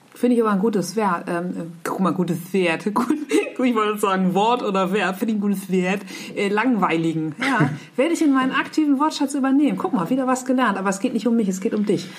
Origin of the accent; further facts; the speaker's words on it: Nordheide, Lower Saxony, Germany; ich bin in der Nordheide aufgewachsen.